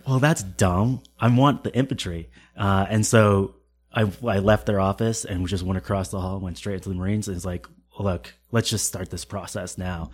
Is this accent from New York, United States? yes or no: no; Connecticut, United States; moved away as an adult; also born or lived in Camp Lejeune, North Carolina; now in Boston, United States; I was born in Connecticut